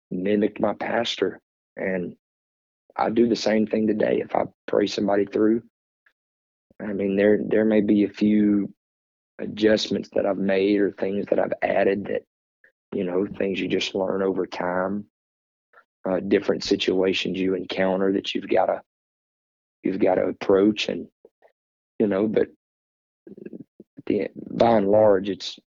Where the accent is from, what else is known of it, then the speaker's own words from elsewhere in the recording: South Louisiana, United States; We're from South Louisiana